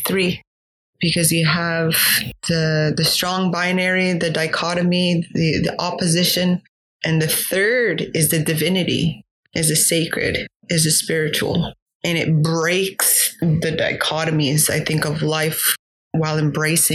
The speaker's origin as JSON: {"language": "English", "town": "Kahnawake", "region": "Quebec", "country": "Canada", "also_born_or_lived": "Algonquin territory", "moved": "yes", "said": "from Gahnawage, which is located in the province of Quebec"}